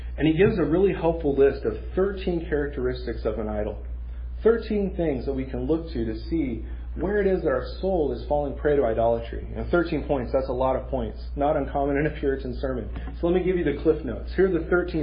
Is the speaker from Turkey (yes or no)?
no; Mexico; moved away; growing up in Mexico, we had several fruit trees in our yard